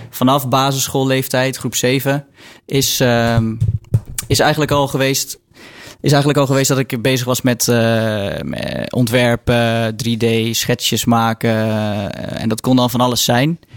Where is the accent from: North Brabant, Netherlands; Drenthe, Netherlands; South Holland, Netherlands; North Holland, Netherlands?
South Holland, Netherlands; Waddinxveen; moved away as an adult; also born or lived in Mechelen; now in 's-Hertogenbosch, Netherlands; ik heb zelf altijd in Waddingsveen gewoond. Dus okay. een dorpje